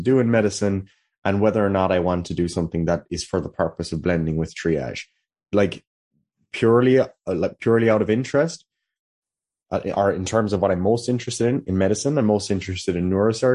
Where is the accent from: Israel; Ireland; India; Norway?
Ireland; Killarney, Munster; I'm from Killarney, County Kerry, here in Ireland